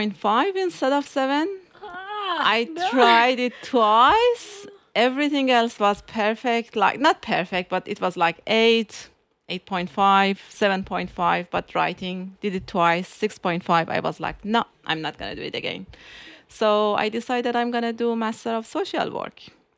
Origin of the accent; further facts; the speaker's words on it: Tehran, Tehran Province, Iran; I was born in Tehran. It's the capital city of Iran.